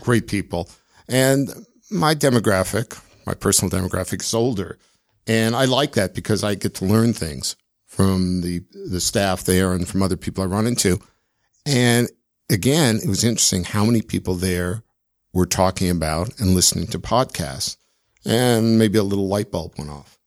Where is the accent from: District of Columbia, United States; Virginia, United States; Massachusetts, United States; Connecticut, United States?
District of Columbia, United States; Washington; moved away as an adult; also born or lived in Chicago, Illinois / Evanston, Illinois / Edinburgh, Scotland; now in Salt Lake City, United States; my dad got transferred to D.C. when I was very young, just a few months old. So essentially, I grew up in D.C